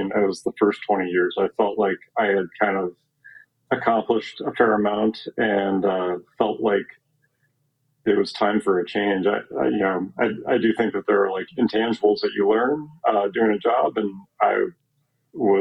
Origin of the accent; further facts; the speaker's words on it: Omaha, Nebraska, United States; moved away as an adult; now in Chicago, United States; I grew up in Omaha, Nebraska, and I was practicing there. I live in Chicago now